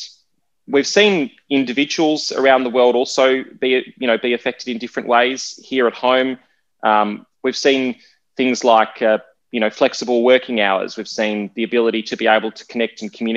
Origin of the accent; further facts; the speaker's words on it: Australia; growing up in Australia